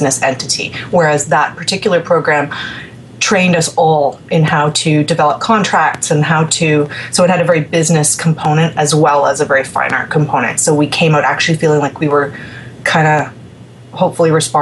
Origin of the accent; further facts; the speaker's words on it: Ontario, Canada; I'm from Ontario, where you're from, Marcio